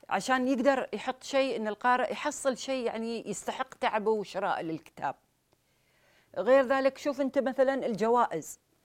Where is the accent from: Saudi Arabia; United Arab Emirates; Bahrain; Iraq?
United Arab Emirates; Sharjah; احنا عندنا في الامارات